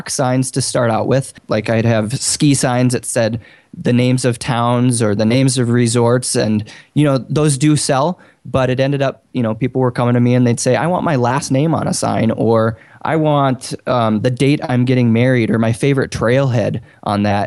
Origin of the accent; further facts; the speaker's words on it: Bozeman, Montana, United States; I'm from Bozeman, Montana.